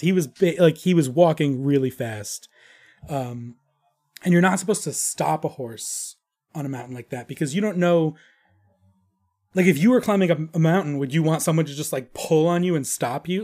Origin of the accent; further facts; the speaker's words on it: New York, United States; moved away as an adult; now in Arizona, United States; I'm from New York